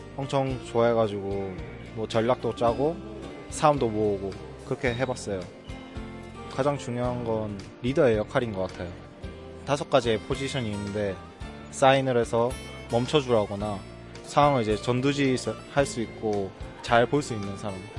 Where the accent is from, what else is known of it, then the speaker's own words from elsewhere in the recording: Changwon, South Gyeongsang, South Korea; 저는 창원에서 온